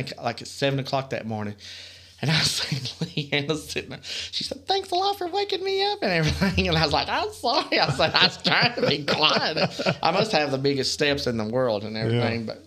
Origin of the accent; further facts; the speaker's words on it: Kentucky, United States; I'm from Kentucky